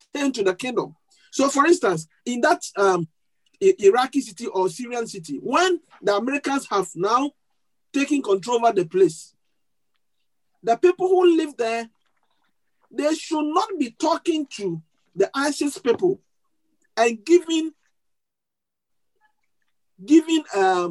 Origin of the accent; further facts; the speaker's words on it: Ghana; moved away; my home country, Ghana